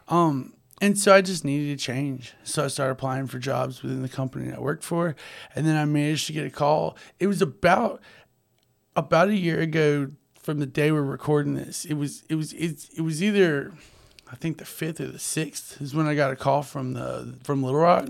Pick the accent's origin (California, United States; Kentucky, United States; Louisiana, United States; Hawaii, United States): Louisiana, United States; North; also born or lived in Monroe; growing up in North Louisiana